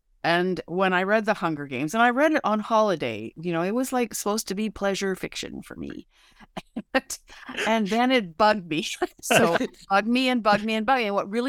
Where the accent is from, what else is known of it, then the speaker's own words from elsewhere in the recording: Canada; I'm a Canadian